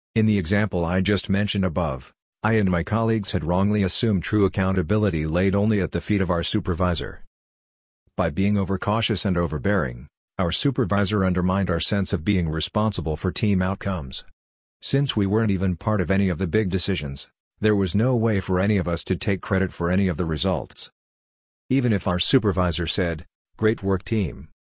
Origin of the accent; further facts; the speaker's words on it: Canada; I'm Canadian